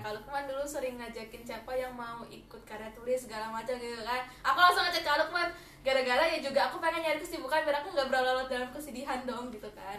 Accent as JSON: {"language": "Indonesian", "town": "Batam", "region": "Riau Islands", "country": "Indonesia", "tie": "born or raised there", "moved": "yes", "said": "pas SD SMP SM, eh SD SMP aku kan dari Batam dan aku tinggal itu di pulau"}